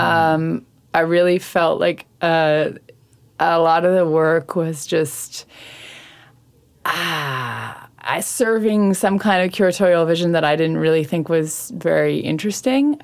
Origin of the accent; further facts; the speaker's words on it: Saint John, New Brunswick, Canada; now in Montreal, Canada; I am originally from St. John, New Brunswick.